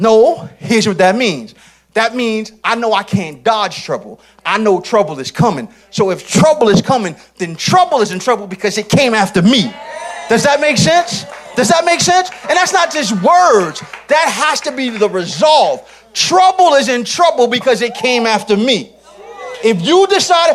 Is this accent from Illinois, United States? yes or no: no; New York City, New York, United States; I'm from Southeast Queens.